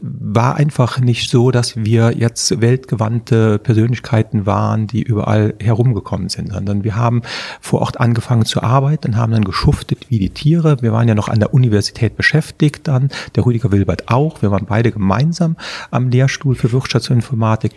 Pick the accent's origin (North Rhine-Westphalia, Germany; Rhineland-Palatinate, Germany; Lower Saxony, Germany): Rhineland-Palatinate, Germany; Prüm; moved away as an adult; also born or lived in Trier / Bonn; Also ich bin 1963 im Dezember geboren in der Eifel, in Prüm.